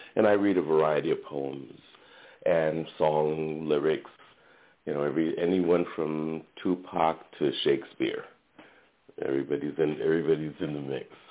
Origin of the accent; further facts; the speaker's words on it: Brooklyn, New York, United States; now in California, United States; I'm originally from from Brooklyn.